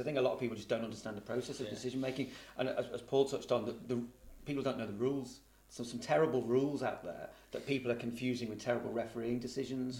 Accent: Liverpool, North West England, United Kingdom; I'm sort of born and bred in Liverpool

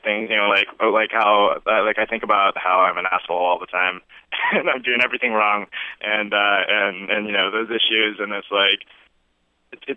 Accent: Oregon, United States; I grew up in Oregon

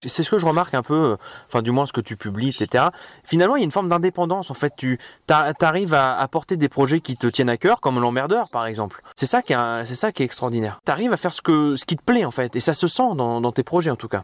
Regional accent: Deauville, Normandy, France; je, suis né à Deauville moi, je suis de Deauville moi

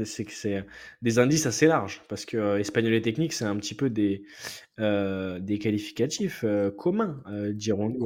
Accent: France; en tant que Français

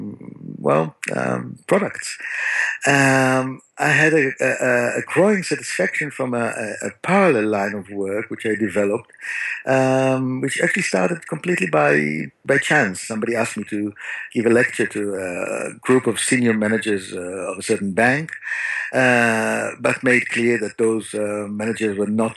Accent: Tel Aviv, Tel Aviv District, Israel; I grew up in Tel Aviv

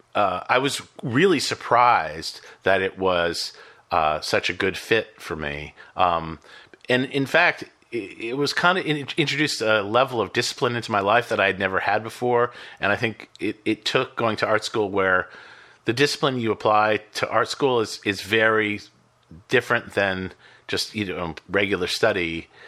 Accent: Boston, Massachusetts, United States; I grew up in Boston

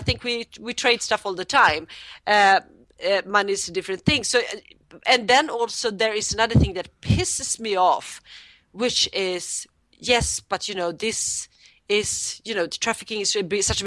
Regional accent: Sweden; I'm from Sweden

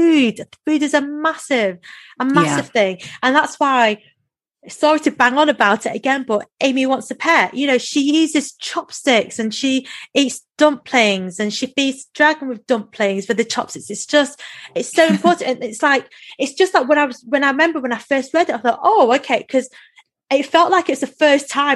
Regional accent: Macclesfield, North West England, United Kingdom; when I was growing up in Macclesfield

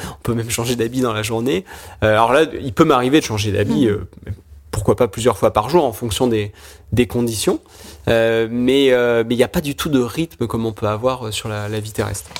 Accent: Charentes, Nouvelle-Aquitaine, France; moved away; also born or lived in Lyon; je suis originaire de des Charentes

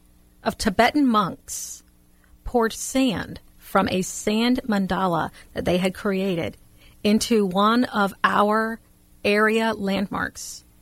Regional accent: Louisiana, United States; I'm from Louisiana.

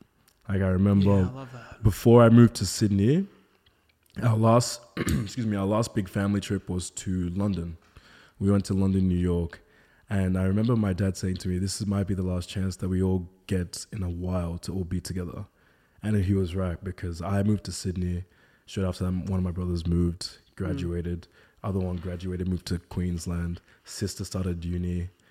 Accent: Nigeria; Being a Nigerian, I was the only black kid at my school.

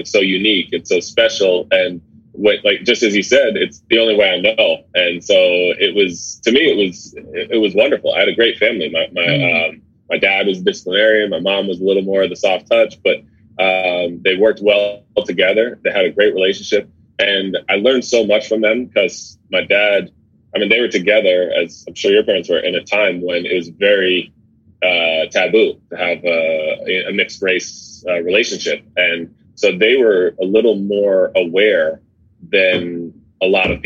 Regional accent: Fairfield, Connecticut, United States; moved away as an adult; also born or lived in New York; now in San Diego, United States; I was born in New York, but grew up in Connecticut mostly. I moved to Connecticut when I was about six, and grew up in Fairfield

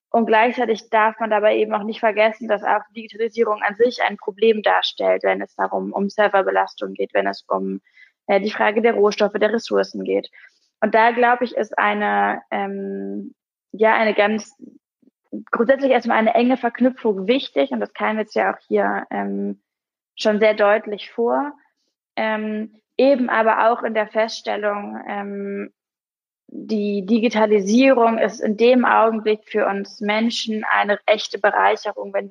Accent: Hamburg, Germany; aber das wäre natürlich auch als Hamburgerin mein Traum, dass Hamburg dann irgendwann diese Stadt wird

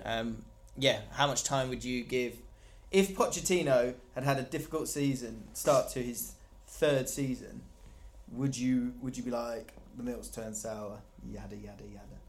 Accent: Surrey, South East England, United Kingdom; I'm from Surrey, which is like an affluent place

